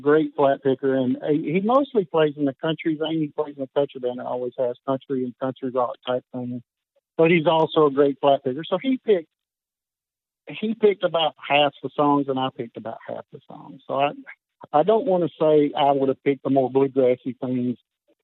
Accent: Cumming, Georgia, United States; Grew up in Cumming, Georgia, North Georgia. It's about an hour north of Atlanta.

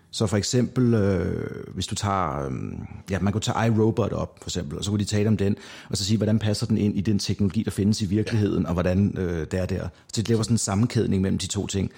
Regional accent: North Zealand, Capital Region of Denmark, Denmark; da jeg kommer fra Nordsjælland af, så jeg var vant til at rende rundt udenfor i i mørket

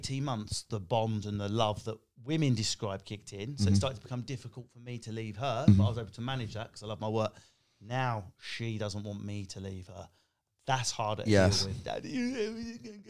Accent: East of England, United Kingdom; I come from Essex. I'm working class council estate.

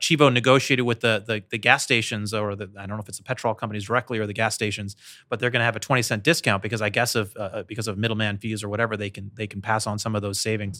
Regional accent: Michigan, United States; I grew up outside of Detroit, so I lived this story.

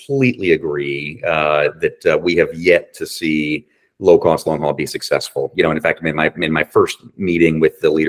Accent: Virginia Beach, Virginia, United States; moved away as an adult; also born or lived in Calgary, Canada; Virginia Beach, which is my hometown

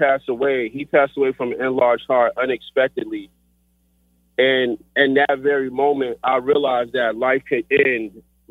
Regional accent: Riverdale, Georgia, United States; I was raised in Riverdale, Georgia.

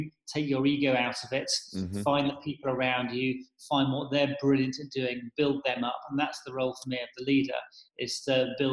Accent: South West England, United Kingdom; moved away as an adult; also born or lived in San Francisco; now in London, United Kingdom; originally from the southwest of England.

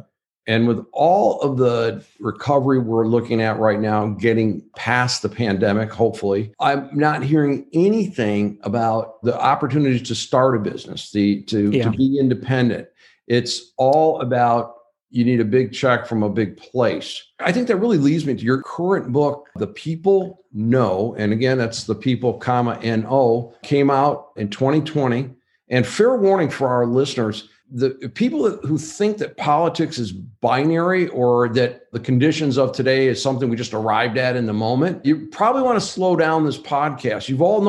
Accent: Wayne, Michigan, United States; I grew up in a town called Wayne, Michigan, which is in Wayne County, straight down Michigan Avenue from the city of Detroit, 15 miles from the old Tiger Stadium.

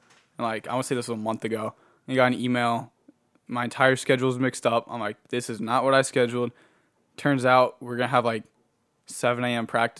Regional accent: California, United States; I mean, you know, I'm like from California originally. I don't like the snow either still.

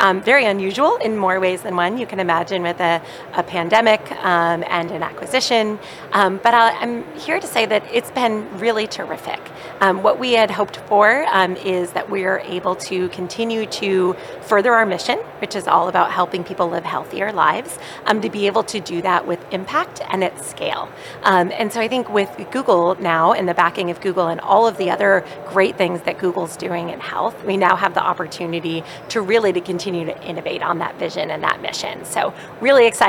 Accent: Boston, Massachusetts, United States; I am from Boston

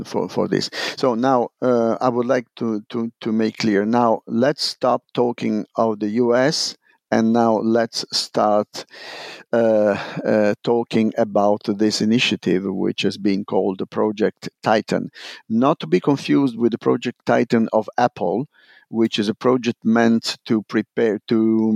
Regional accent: Italy; English is a second language

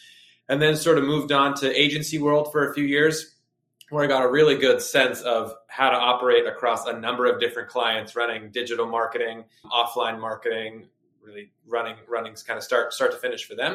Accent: Concord, Massachusetts, United States; also born or lived in Boston, Massachusetts; I'm originally from Concord, Massachusetts. So I've been in Boston the majority of my life

